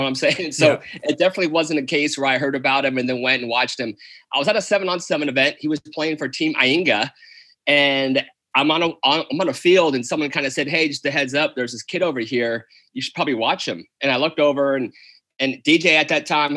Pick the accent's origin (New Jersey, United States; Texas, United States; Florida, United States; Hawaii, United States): Hawaii, United States; I'm from Hawaii. My mom's Hawaiian.